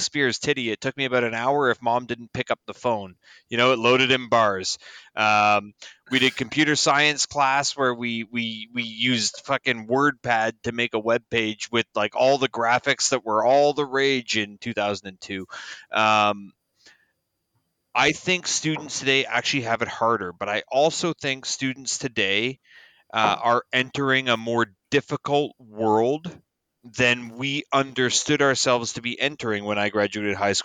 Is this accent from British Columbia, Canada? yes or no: no; Toronto, Ontario, Canada; I grew up in Toronto